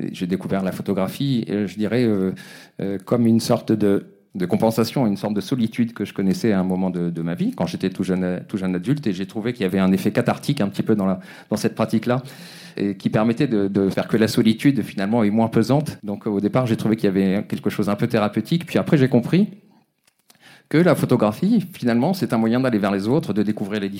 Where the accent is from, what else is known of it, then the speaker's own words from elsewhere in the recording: Brittany, France; also born or lived in Africa; now in Paris, France; de Bretagne. je suis né en Afrique et je vis à Paris depuis une vingtaine d'années, 25 ans.